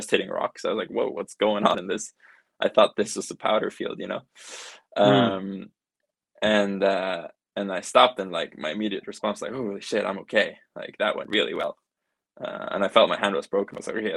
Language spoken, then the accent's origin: English; Norway; I'm from Norway.